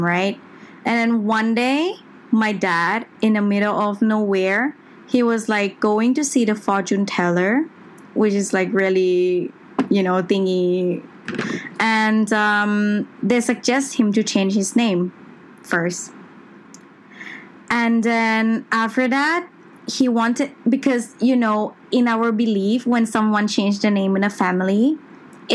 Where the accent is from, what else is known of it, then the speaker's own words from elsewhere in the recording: Bangkok, Thailand; also born or lived in Milan, Italy; I'm from Bangkok, Thailand